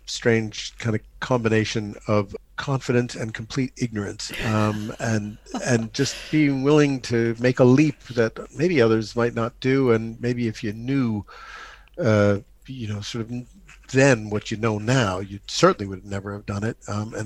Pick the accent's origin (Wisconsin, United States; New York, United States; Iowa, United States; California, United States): New York, United States; New York City; moved away as an adult; also born or lived in France; now in Cotswolds, United Kingdom; 90th and Madison in Manhattan, which is where I grew up. But I grew up in New York City